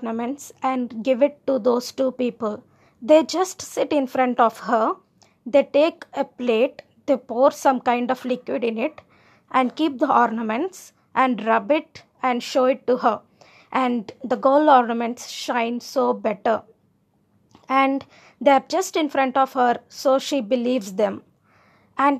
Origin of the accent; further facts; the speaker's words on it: India; I am Indian